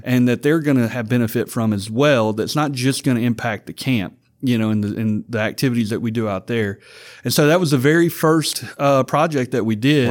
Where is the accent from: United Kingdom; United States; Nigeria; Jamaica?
United States; Vidalia, Louisiana; I came to tech from Vidalia, Louisiana